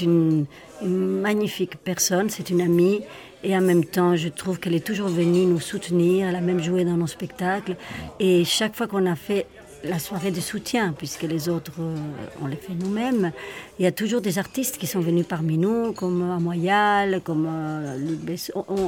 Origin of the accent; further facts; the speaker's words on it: Madrid, Community of Madrid, Spain; now in Switzerland; mes origines, je suis madrilène. Donc, je viens de l'Espagne